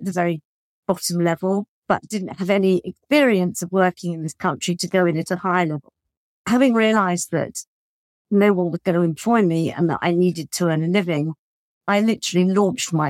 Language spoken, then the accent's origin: English; United Kingdom; moved away as an adult; also born or lived in Paris, France; as a British person